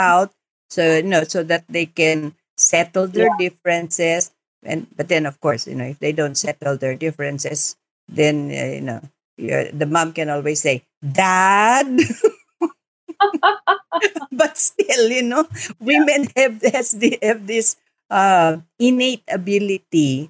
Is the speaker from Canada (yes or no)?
no; Muslim Mindanao, Philippines; I come from Muslim Mindanao